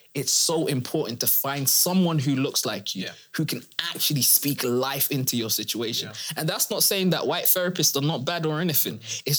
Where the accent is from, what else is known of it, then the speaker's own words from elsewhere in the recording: United Kingdom; Where do I actually fit as a first generation immigrant, but then I'm British?